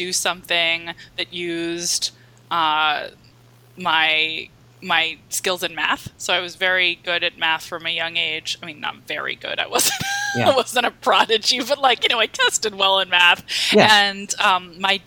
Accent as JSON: {"language": "English", "town": "Washington", "region": "District of Columbia", "country": "United States", "tie": "born or raised there", "said": "I grew up in Washington, D.C. in the suburbs"}